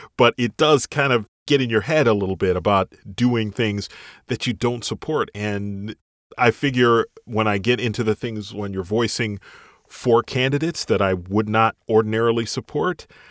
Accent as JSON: {"language": "English", "town": "Chicago", "region": "Illinois", "country": "United States", "tie": "born or raised there", "moved": "yes", "lives_now": "North Carolina, United States", "said": "I'm from the Chicago area. So I know I grew up around, you know, Chicago Cubs, Bears, White Sox"}